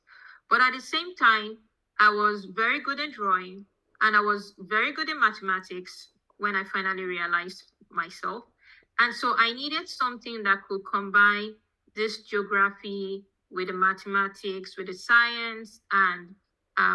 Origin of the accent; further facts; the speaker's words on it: Rivers State, Nigeria; also born or lived in Omoku; now in Texas, United States; I grew up primarily in Nigeria. The state is Rivers State.